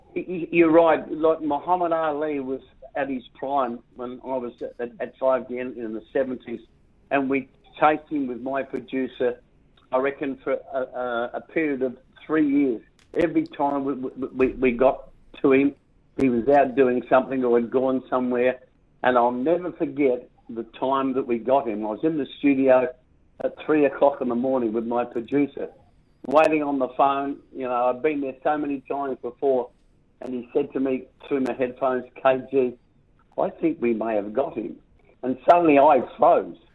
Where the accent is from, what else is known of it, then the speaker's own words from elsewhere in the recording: South Australia, Australia; my hometown name, South Australia